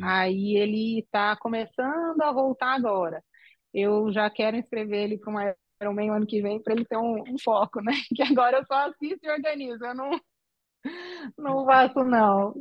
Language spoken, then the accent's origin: Portuguese; São Carlos, São Paulo, Brazil; moved away as an adult; now in Aracruz, Brazil; Eu sou de São Carlos, interior de São Paulo